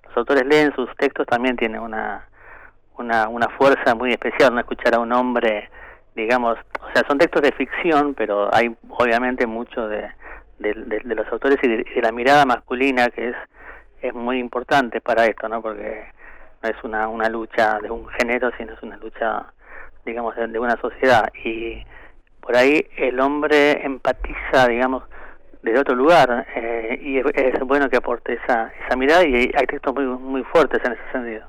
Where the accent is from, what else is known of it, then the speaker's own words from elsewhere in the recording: Argentina; Somos los compiladores argentinos